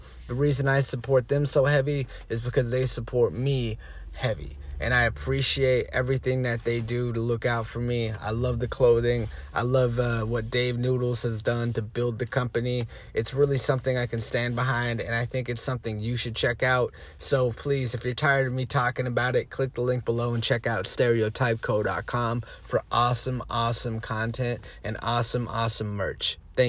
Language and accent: English; Oregon, United States; because I'm originally from Oregon. And, you know, I lived in Salem.